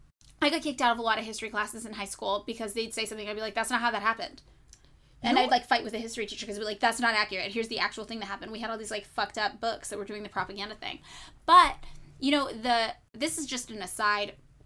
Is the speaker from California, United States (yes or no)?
yes; California, United States; I am a Californian and a Leo, damn it.